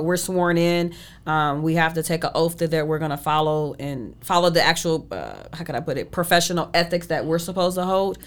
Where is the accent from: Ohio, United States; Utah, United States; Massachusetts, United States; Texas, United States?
Ohio, United States; Shaker Heights; born or raised there; moved away as an adult; now in Arizona, United States